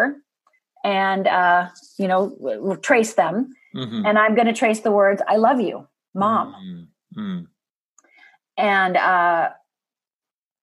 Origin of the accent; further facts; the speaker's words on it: United States; I'm from Upper Michigan, Upper Minnesota